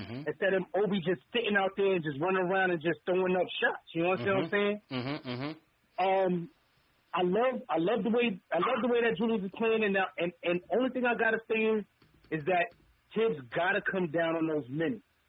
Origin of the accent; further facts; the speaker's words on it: New York City, New York, United States; now in Flint, United States; I was born in Flint, Michigan, but I grew up in New York City